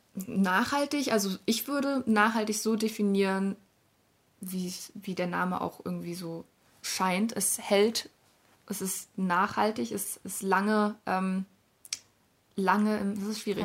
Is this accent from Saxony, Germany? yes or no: no; Berlin, Germany; Ich bin ja in Berlin aufgewachsen, auch in Kreuzberg